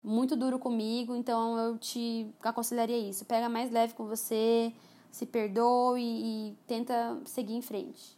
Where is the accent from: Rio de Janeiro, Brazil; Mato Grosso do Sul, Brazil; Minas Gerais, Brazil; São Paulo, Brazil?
Mato Grosso do Sul, Brazil; Campo Grande; Então, eu sou aqui de Campo Grande, Mato Grosso do Sul. Nasci aqui, cresci aqui, passei minha adolescência aqui